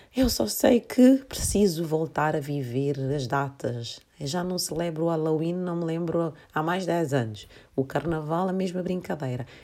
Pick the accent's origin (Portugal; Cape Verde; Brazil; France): Cape Verde; Santiago; moved away; eu sou cabo-verdiana, nós em Cabo Verde celebramos muito o carnaval